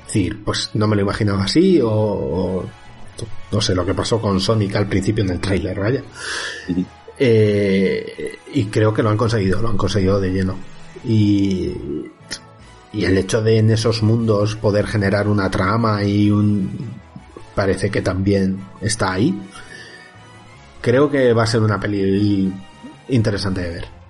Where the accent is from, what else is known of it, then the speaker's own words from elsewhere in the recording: Villarrubia, Spain; mi pueblo, en Villarrubia